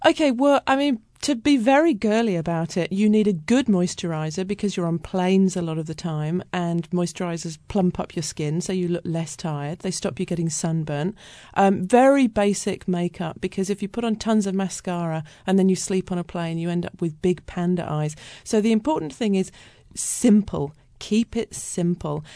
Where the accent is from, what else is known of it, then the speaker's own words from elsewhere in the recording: United Kingdom; moved away as an adult; also born or lived in Australia; now in Seattle, United States; I was brought up in Britain, but then I moved to Australia and I lived there for my twenties